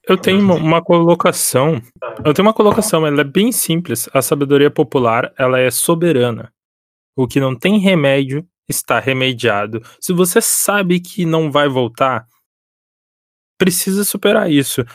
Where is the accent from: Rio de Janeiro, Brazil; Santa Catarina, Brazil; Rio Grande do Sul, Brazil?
Rio Grande do Sul, Brazil; Porto Alegre; Eu e o … somos do Rio Grande do Sul, eu sou da capital